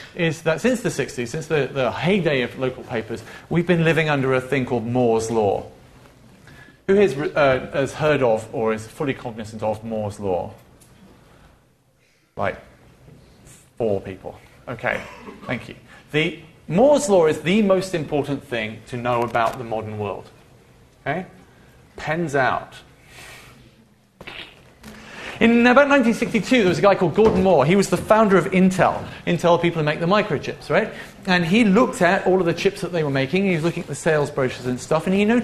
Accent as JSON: {"language": "English", "town": "Leicester", "region": "East Midlands", "country": "United Kingdom", "tie": "born or raised there", "said": "When I was growing up in Leicester, which is in the middle of England, when I was 18 in 1994, you can do the maths"}